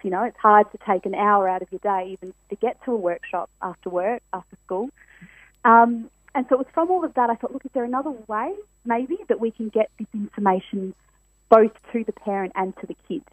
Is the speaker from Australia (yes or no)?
yes; Perth, Western Australia, Australia; born and born and bred in Perth.